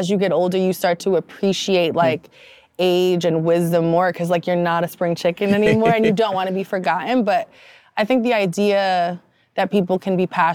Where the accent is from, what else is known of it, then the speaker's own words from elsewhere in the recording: New York City, New York, United States; growing up in the Bronx